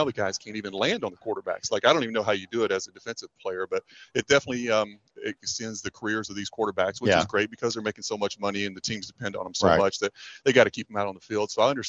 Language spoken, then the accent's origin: English; Kentucky, United States; being from Kentucky